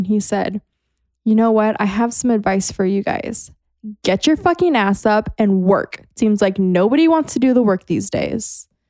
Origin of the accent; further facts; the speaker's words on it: California, United States; And all I've been raised with was California. I was born and raised in California.